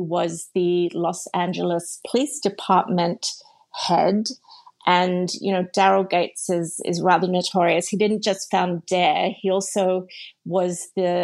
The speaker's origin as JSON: {"language": "English", "town": "Sydney", "region": "New South Wales", "country": "Australia", "tie": "born or raised there", "accent": "Australian", "moved": "as an adult", "said": "I grew up in a very multicultural, multiracial part of Sydney"}